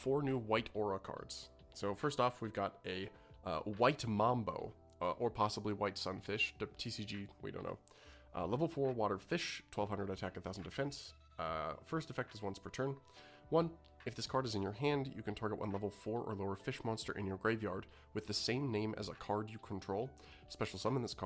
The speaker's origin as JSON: {"language": "English", "country": "Canada", "said": "As a Canadian"}